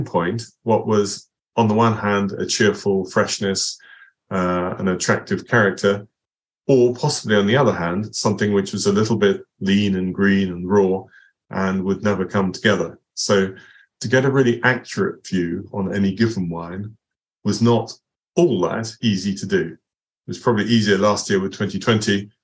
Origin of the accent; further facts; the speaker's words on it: Basingstoke, South East England, United Kingdom; Basingstoke, my hometown